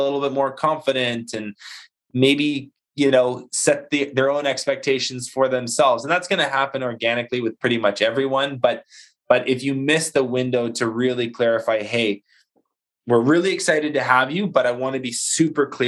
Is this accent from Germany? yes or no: no; Canada; we're Canadian